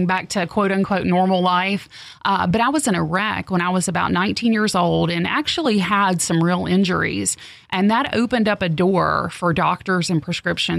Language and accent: English; the South, United States; growing up in the South